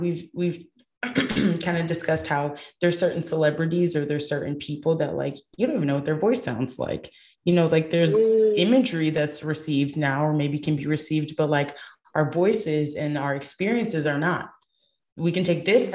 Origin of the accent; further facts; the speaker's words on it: Michigan, United States; I'm from Michigan